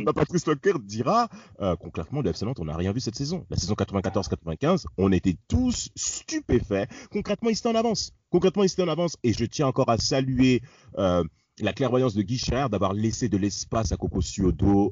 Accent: Rennes, Brittany, France; j'étais rennais, que je suis un breton. En effet, j'ai fait mon lycée à Rennes, en Bretagne

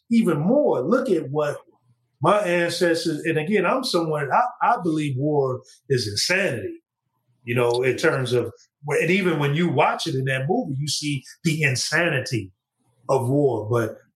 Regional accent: United States; in America and being an American and how, you know, our blood, sweat, and tears is tied to this land

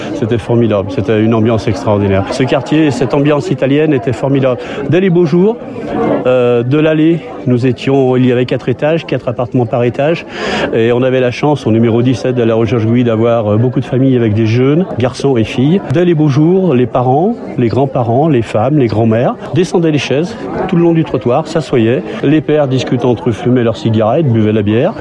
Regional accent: Lyon, Auvergne-Rhône-Alpes, France; Je suis arrivé dans ce quartier de Gerland, j'avais 10 ans

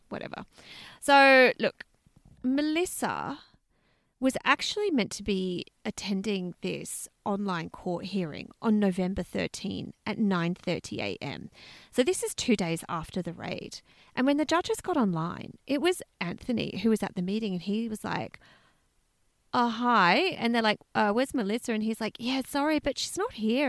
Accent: Australia; we're Australian

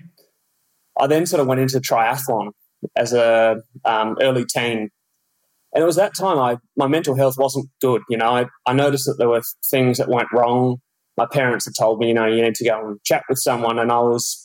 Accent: Cottesloe, Western Australia, Australia; accent: Perth; moved away as an adult; now in Girona, Spain; I grew up in Cottesloe, so on the coast there

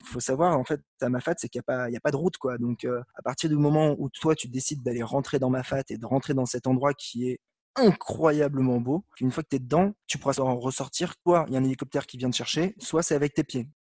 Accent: Paris, Île-de-France, France; je suis parisien

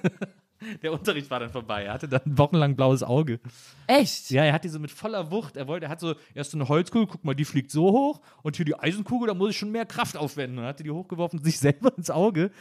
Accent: Wesseling, North Rhine-Westphalia, Germany; ich komme aus Wesseling zwischen Köln und Bonn

